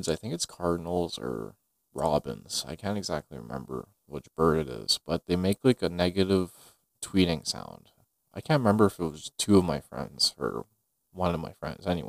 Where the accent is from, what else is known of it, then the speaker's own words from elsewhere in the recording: Greenfield Park, Quebec, Canada; also born or lived in Montreal; I grew up in Greenfield Park my whole life, 21 years of age